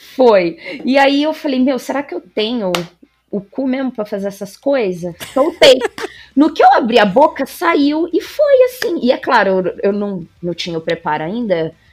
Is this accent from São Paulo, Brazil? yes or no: yes; Marília, São Paulo, Brazil; moved away as an adult; now in Bauru, Brazil; Eu sou de Marília, é aqui interior de São Paulo. Atualmente eu moro em Bauru